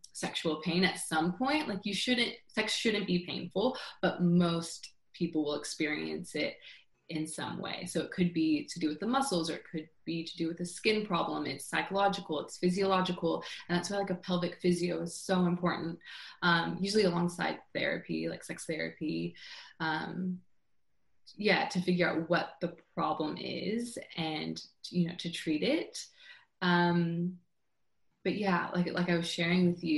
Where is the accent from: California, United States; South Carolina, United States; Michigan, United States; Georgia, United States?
California, United States; I grew up in California